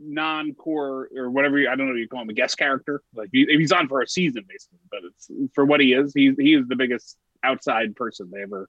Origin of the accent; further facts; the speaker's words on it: New Jersey, United States; we're all from Jersey